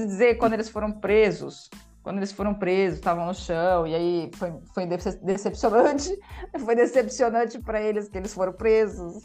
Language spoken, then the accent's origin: Portuguese; Brazil; a gente é brasileiro também